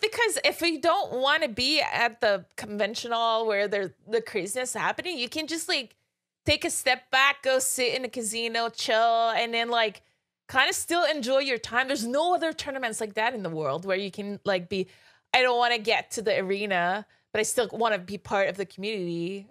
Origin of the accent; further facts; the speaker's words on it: Quebec, Canada; I'm from Quebec